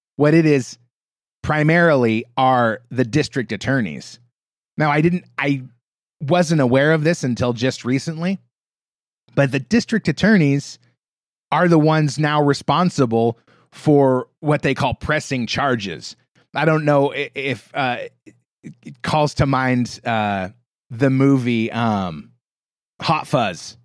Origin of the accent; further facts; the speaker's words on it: United States; being an American